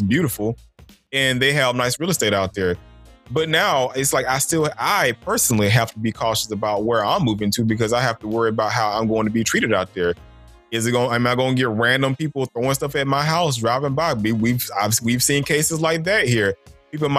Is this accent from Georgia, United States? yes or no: yes; Stone Mountain, Georgia, United States; me growing up in Stone Mountain, they were still doing Confederate reenactments when I was growing up in Stone Mountain Park